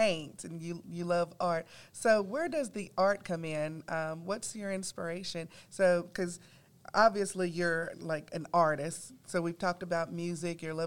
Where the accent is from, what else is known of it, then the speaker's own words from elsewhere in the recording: Gastonia, North Carolina, United States; I'm born and raised in Gastonia